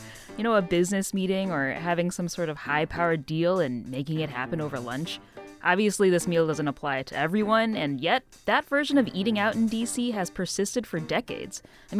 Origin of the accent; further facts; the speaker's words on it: Midwest, United States; As a Midwesterner